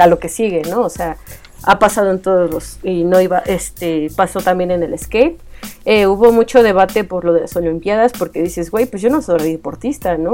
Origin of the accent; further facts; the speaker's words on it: Ecatepec?, State of Mexico, Mexico; yo soy de Scali, el Estado de México